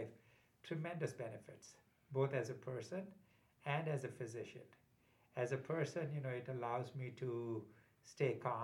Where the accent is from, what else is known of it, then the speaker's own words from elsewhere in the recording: India; moved away as an adult; also born or lived in Uniontown, Pennsylvania; now in United States; growing up in India